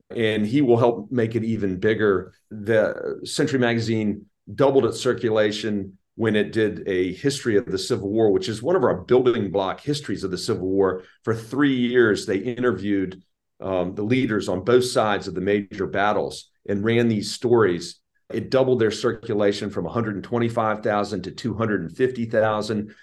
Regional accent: Virginia, United States; I'm from Virginia

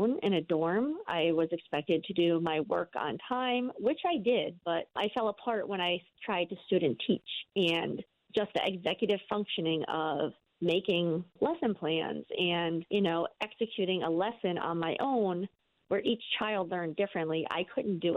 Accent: Maryland, United States; also born or lived in New Jersey; now in Voorheesville, United States; I was born in New Jersey, adopted at 1 month old, moved to Maryland

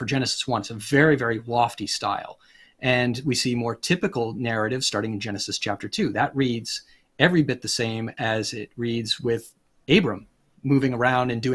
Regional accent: Rhode Island, United States; also born or lived in Pennsylvania; now in Virginia, United States; I come originally from Rhode Island and I live in Virginia. I've lived in Pennsylvania.

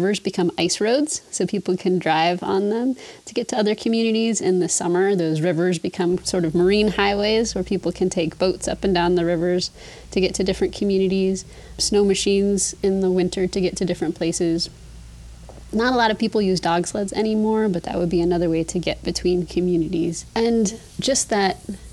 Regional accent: Anchorage, Alaska, United States; also born or lived in Mount Edgecumbe, Sitka, Alaska; I was raised mostly in Anchorage, Alaska

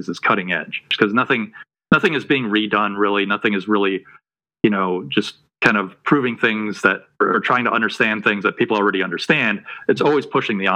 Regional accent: Detroit, Michigan, United States; moved away as an adult; also born or lived in New Mexico; now in North Carolina, United States; I grew up in outside of Detroit, Michigan

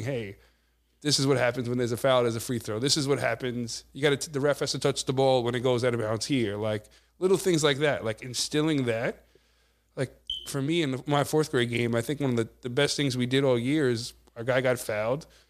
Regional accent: Amityville, New York, United States; growing up in the Amityville, Copeg, you know, Wyandotte area

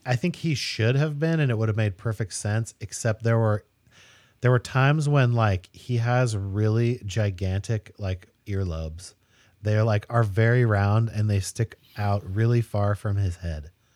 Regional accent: Spokane, Washington, United States; also born or lived in Eugene, Oregon; I was born in Eugene, but I grew up in Spokane, Washington

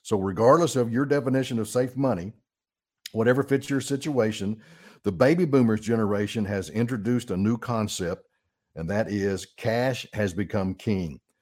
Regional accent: Arkansas, United States; I'm born and raised in Arkansas

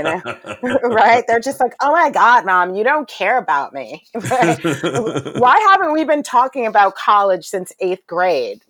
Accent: New York City, New York, United States; I was raised in Brooklyn during the height of the crack cocaine epidemic

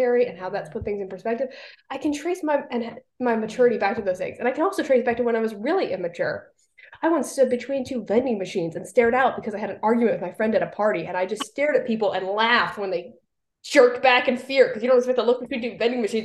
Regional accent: Hawaii, United States; moved away; I grew up in Hawaii for a lot of my younger years

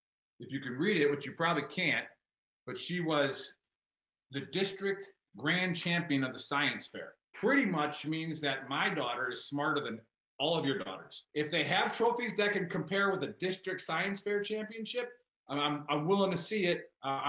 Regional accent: Wisconsin, United States; So me growing up in Wisconsin

